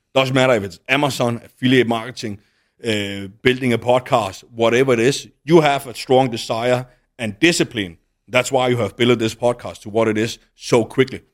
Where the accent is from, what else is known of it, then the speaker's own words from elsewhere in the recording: Denmark; moved away as an adult; now in Dubai, United Arab Emirates; back in Denmark, then I moved out of my home town